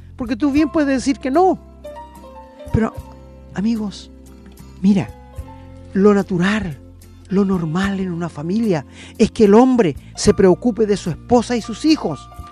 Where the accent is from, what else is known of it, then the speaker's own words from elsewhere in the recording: Angol, Araucanía, Chile; moved away; yo soy de Angol